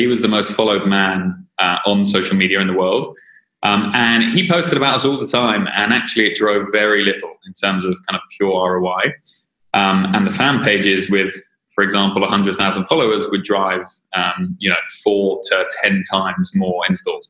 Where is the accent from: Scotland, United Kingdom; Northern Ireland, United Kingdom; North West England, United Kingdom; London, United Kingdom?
London, United Kingdom; I am a Brit, as you will now clearly understand. So yeah, I was born in London.